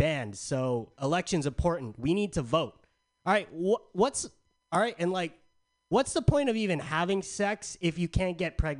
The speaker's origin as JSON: {"language": "English", "town": "San Diego", "region": "California", "country": "United States", "said": "Okay, so I'm from San Diego. It's hot as balls out there all the time."}